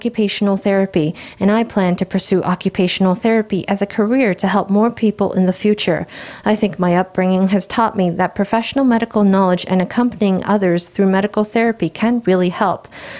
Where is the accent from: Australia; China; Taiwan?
Taiwan; Then I can confidently say that I am from Taiwan.